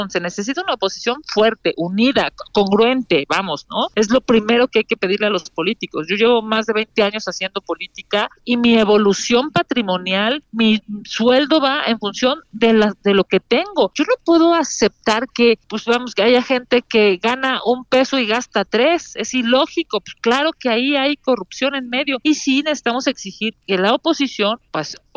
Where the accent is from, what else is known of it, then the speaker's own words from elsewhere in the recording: Mexico City, Mexico; Soy de aquí de la Ciudad de México